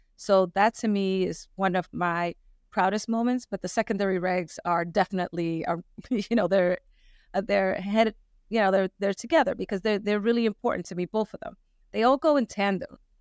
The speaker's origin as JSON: {"language": "English", "town": "New York City", "region": "New York", "country": "United States", "tie": "born or raised there", "moved": "as an adult", "lives_now": "Rhode Island, United States", "said": "I was born and raised in New York City"}